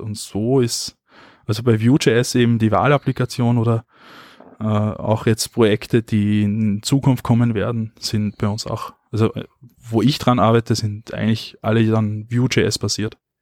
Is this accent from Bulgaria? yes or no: no; Austria; bei uns in Österreich